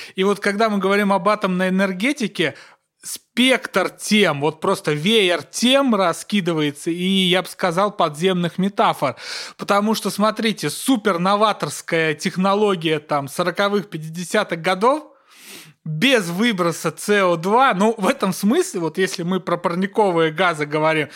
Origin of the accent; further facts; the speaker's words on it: Kursk Oblast, Russia; Курская моя, я из Курской области